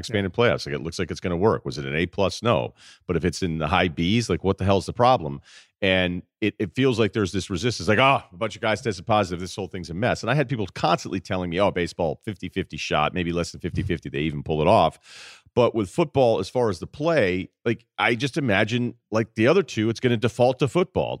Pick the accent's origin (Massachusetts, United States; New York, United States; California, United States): Massachusetts, United States; I grew up in the Massachusetts area